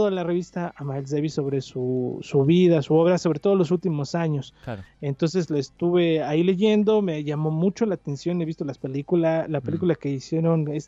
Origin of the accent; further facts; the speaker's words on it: Mexico City, Mexico; moved away as an adult; now in Hidalgo, Mexico; soy chilango. Nunca voy a dejar de ser chilango.